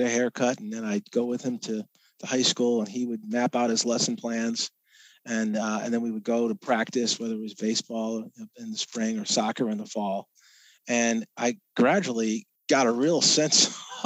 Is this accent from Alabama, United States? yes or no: no; Bristol, Connecticut, United States; also born or lived in New Britain, Connecticut; I grew up in Bristol